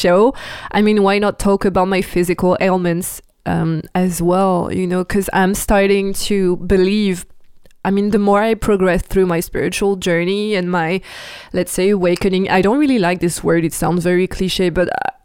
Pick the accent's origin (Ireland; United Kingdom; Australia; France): France; English is a second language; I'm French, I'm not American, so and I sometimes have the pronunciation wrong